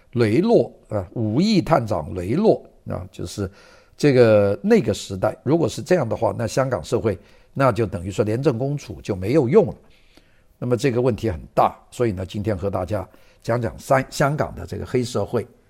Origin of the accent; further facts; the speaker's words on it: Guangdong, China; 这一带是讲粤语的， 就讲我们广东话， 就白话